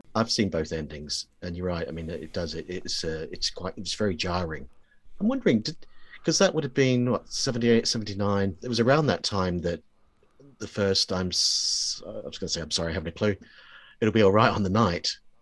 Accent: New Zealand; I grew up in New Zealand

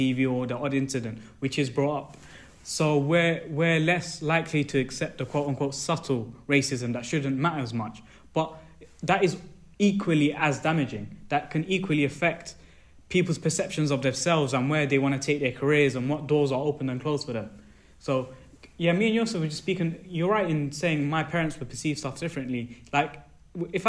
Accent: United Kingdom; as a British South Asian that's trying to get into the sports industry

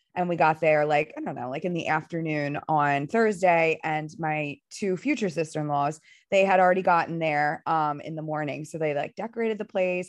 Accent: Philadelphia, Pennsylvania, United States; I'm from Philadelphia

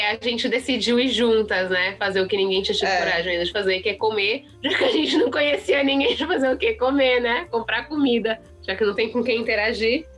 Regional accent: São Paulo, Brazil; eu sou de São Paulo

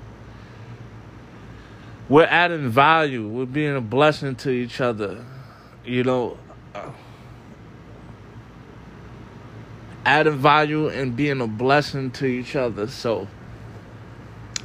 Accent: New York City, New York, United States; I was from the Bronx.

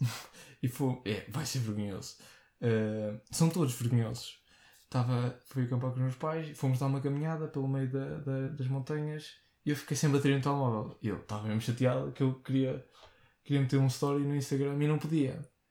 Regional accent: Portugal; sou Tuga

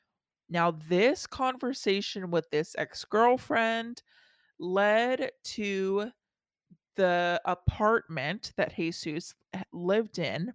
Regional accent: Texas, United States; I grew up in Texas, and moving out of Texas and then trying to explain Texas to non-Texas people is hard.

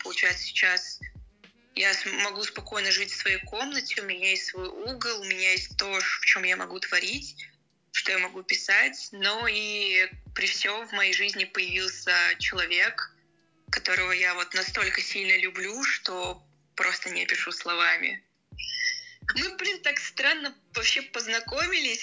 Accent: Murom, Vladimir Oblast, Russia; moved away as an adult; now in Moscow, Russia; я уже как год живу в Москве, я родился в Муроме, это Владимирская область

